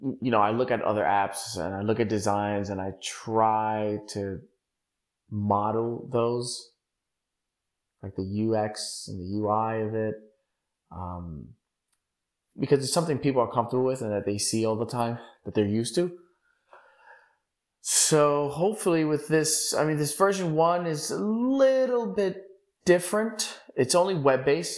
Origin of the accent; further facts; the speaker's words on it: New York City, New York, United States; I was born and raised in Bushwick, Brooklyn.